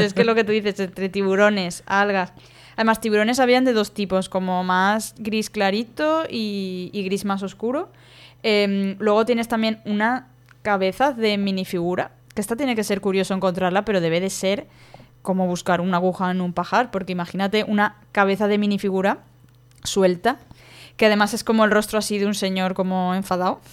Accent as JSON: {"language": "Spanish", "town": "Valencia", "region": "Valencian Community", "country": "Spain", "said": "yo soy de Valencia"}